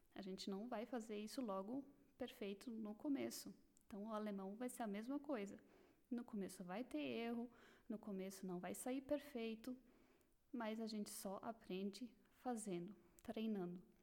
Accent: Blumenau, Santa Catarina, Brazil; moved away as an adult; now in Germany; Eu nasci em Blumenau, Santa Catarina

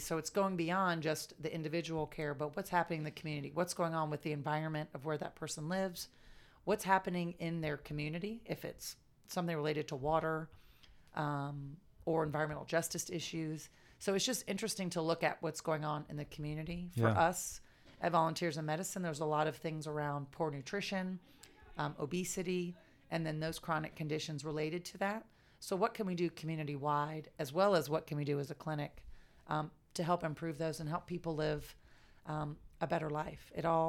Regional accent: Jacksonville, Florida, United States; So I grew up in Riverside area. Yeah. And then after first grade, moved to Julington Creek before it was what it is today.

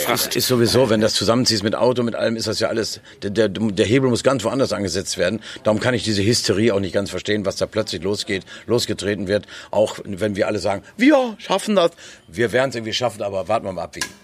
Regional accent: Nordhorn, Lower Saxony, Germany; moved away as an adult; now in Berlin, Germany; Ich komme aus Nordhorn, da ist ein kleiner Fluss, die Fechte

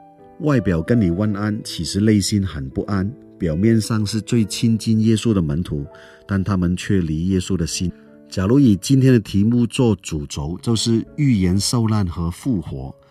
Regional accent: Hong Kong; moved away; 我在香港出生长大，后来到了其他地方生活。人在外地就特别想念家乡的食物

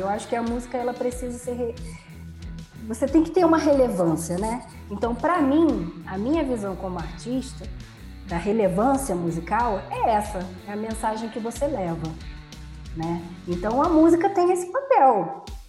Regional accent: Rio de Janeiro, Brazil; also born or lived in Tijuca, Rio de Janeiro; Eu nasci na Tijuca, eu fui criada na Zona Norte, em Irajá

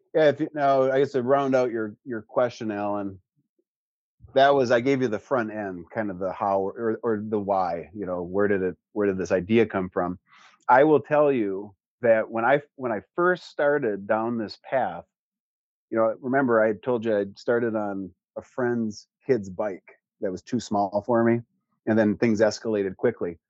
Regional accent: Gladstone, Michigan, United States; also born or lived in Iron Mountain, Michigan / Twin Cities, Minnesota / Wisconsin; We moved to Gladstone, our south, I guess, or east. Went to school in Gladstone, graduated Gladstone

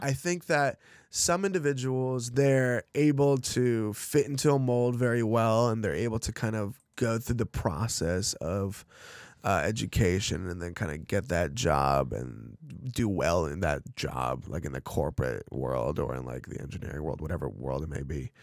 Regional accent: Los Angeles, California, United States; also born or lived in Chelyabinsk, Russia; L A is kind of like where I'm from

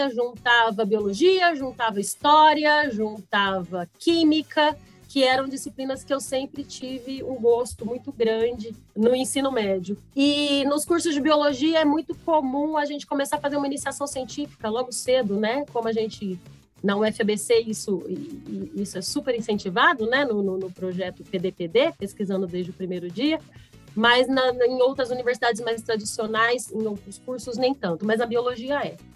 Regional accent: São José do Rio Preto, São Paulo, Brazil; Eu sou de São José do Rio Preto, no interior aqui do estado de São Paulo.

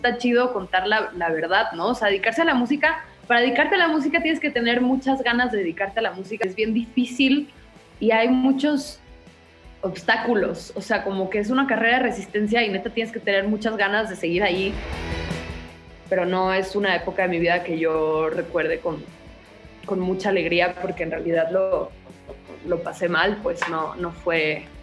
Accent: Guadalajara, Jalisco, Mexico; Nací en Guadalajara, Jalisco

